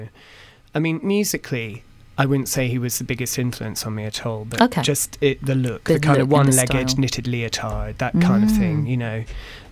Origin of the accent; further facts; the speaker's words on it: Perth, Scotland, United Kingdom; I grew up just outside of Perth